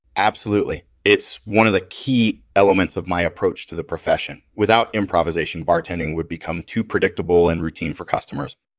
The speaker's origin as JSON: {"language": "English", "town": "Toronto", "region": "Ontario", "country": "Canada", "tie": "born or raised there", "said": "I grew up in Toronto"}